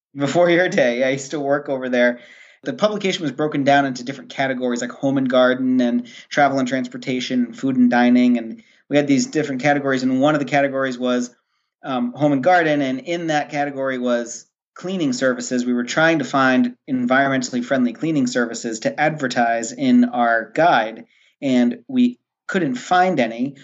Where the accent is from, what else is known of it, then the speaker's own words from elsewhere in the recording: Rhode Island, United States; moved away as an adult; now in Maine, United States; I am originally from Rhode Island, and I was living and working in Rhode Island